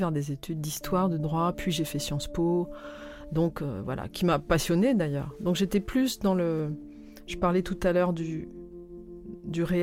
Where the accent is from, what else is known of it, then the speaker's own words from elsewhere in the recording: Toulon, Provence-Alpes-Côte d'Azur, France; also born or lived in Albi; je suis née à Albi, dans le Tarn, mais il y a eu toute une période de, dans l'enfance où on a vécu euh, à Toulon.